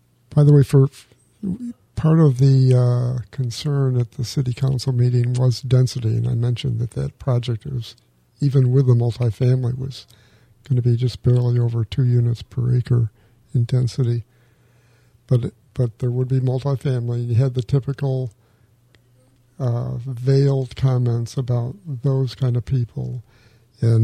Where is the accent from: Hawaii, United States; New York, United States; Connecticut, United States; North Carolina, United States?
New York, United States; Finger Lakes region of New York State, United States; I grew up in near the Finger Lakes region of New York State